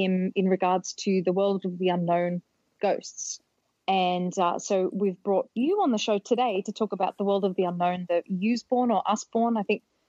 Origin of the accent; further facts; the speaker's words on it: Australia; now in United States; I'm from Australia originally, but I've been living here in the States for about 16 years.